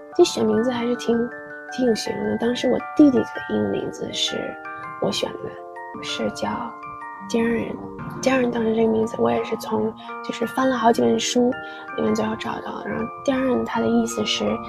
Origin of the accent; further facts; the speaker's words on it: China; first language English; Chinese is a second language; also born or lived in United Kingdom; 到了中国之后 三年级开始上英语课